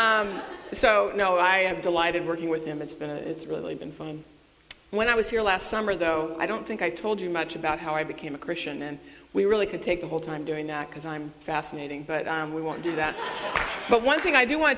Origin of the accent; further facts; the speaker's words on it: Northern California, United States; I grew up in Northern California